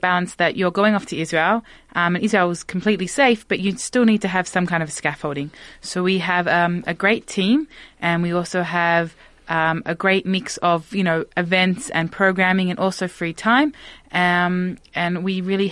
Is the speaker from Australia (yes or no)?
yes; Australia; I'm Australian, so I definitely understand the culture